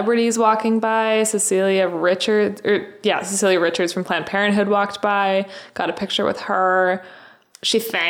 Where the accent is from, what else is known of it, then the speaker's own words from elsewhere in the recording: Canada; I'm Canadian.